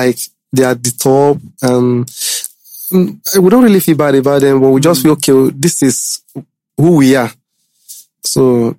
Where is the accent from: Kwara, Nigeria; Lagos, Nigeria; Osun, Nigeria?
Kwara, Nigeria; Ilorin; born there; I was born in Ilorin.